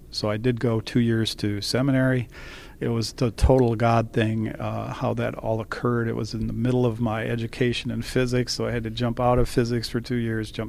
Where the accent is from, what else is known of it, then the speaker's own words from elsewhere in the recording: Lansing, Michigan, United States; I was born in Lansing, Michigan, and I was a Michigan State University graduate